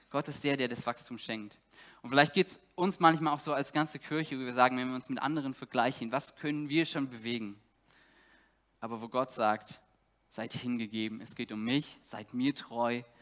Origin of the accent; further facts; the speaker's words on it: East Germany, Germany; Ich komme selber aus Ostdeutschland